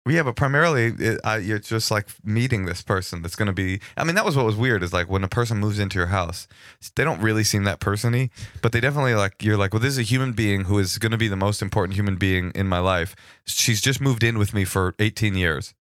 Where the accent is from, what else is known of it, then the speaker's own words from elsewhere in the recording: the Bay Area, California, United States; I'm from the Bay.